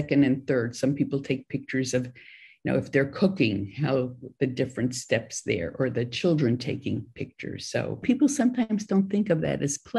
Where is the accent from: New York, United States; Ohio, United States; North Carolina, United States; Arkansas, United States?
New York, United States; New York City; moved away as an adult; also born or lived in Korea; now in California, United States; Growing up in New York City to being out here in California